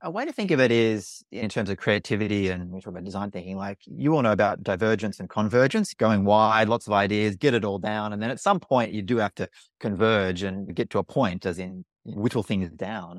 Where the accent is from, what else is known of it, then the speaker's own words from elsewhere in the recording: Australia; accent: Australian; I'm Australian, you can probably tell from my accent